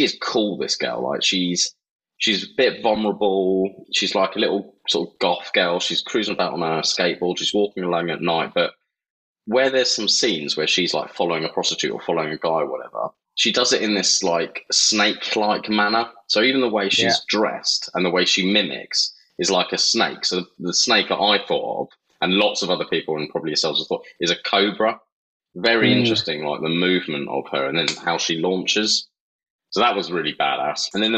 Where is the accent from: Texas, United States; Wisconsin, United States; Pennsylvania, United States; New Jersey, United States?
New Jersey, United States; I'm from Jersey